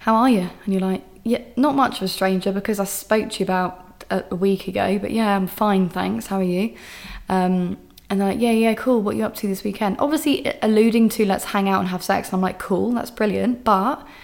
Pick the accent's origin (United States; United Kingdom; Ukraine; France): United Kingdom; England; I'm just being so English